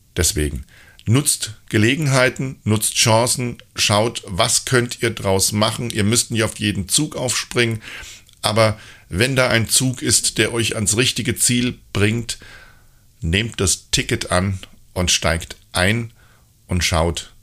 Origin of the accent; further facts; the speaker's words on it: Hesse, Germany; ich war ja früher ein richtiger Heppes, wie man bei uns in Hessen sagt